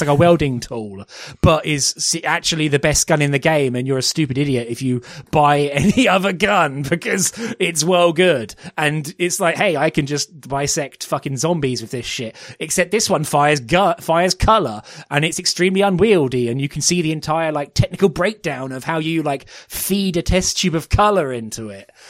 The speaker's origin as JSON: {"language": "English", "country": "United Kingdom", "said": "as British um, people"}